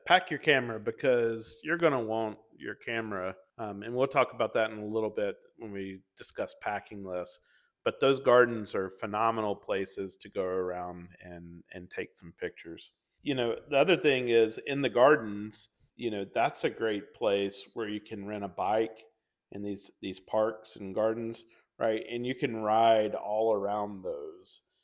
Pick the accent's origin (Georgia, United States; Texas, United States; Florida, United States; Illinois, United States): Georgia, United States; Atlanta; we grew up and lived in Hartsfield for majority of our lives